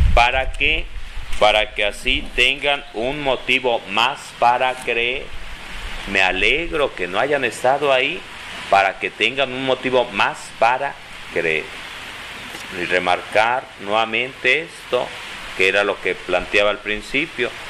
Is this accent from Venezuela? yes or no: no; Tulpetlac, State of Mexico, Mexico; jugando a las escondidas allá de niño en Tulpetlá